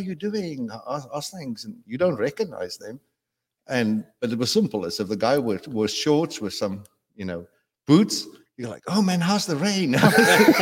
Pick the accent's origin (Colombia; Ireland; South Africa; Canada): South Africa; also born or lived in Dallas, Texas / New York; now in United States; Born and raised in South Africa.